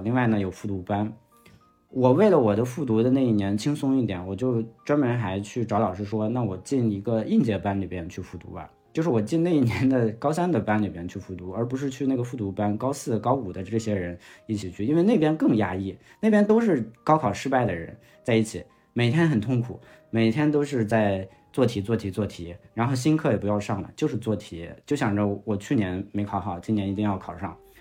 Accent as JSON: {"language": "Chinese", "town": "Linfen", "region": "Shanxi", "country": "China", "tie": "born or raised there", "also_born_or_lived": "Beijing", "moved": "as an adult", "said": "我是山西的临汾的，临汾呢是，呃，怎么讲，在山西排到十名开外的地级市"}